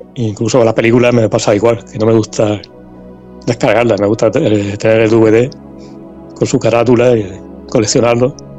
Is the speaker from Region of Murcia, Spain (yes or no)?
yes; Lorca, Region of Murcia, Spain; Aquí en Lorca, por ejemplo, hay muchos. bueno, soy de Lorca